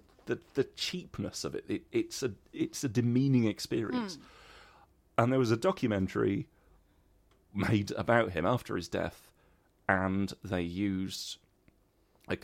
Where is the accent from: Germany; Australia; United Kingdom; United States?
United Kingdom; Midlands; I grew up in a small former mining village